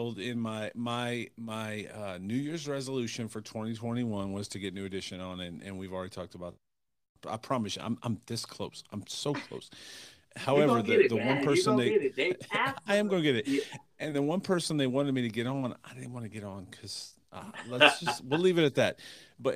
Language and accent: English; Bedford, Ohio, United States; I grew up in Bedford